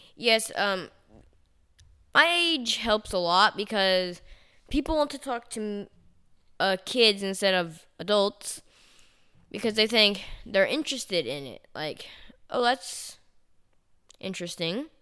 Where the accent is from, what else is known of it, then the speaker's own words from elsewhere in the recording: Chattanooga, Tennessee, United States; I was from Chattanooga, Tennessee